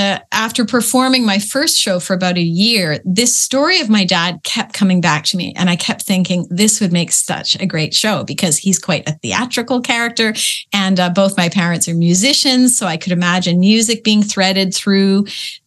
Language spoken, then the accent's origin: English; Peterborough, Ontario, Canada; I grew up in Peterborough, Ontario, which was at that time a pretty small provincial little place.